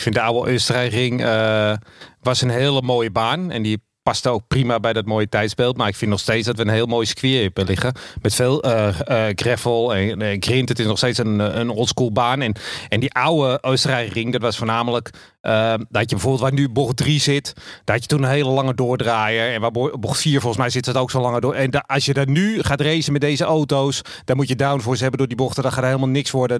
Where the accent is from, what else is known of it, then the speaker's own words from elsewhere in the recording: Amsterdam, North Holland, Netherlands; now in Zaanstreek, Netherlands; En ik kom uit Amsterdam en ik woon in de Zaanstreek.